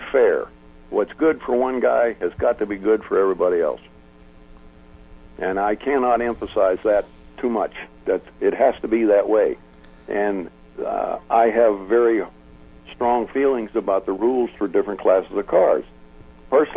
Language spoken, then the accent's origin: English; Western Pennsylvania, United States; moved away; I'm from Western Pennsylvania, which is sprint car country